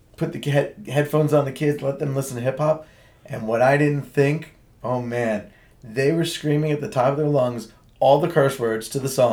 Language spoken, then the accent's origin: English; Marlboro, New Jersey, United States; I grew up in Marlboro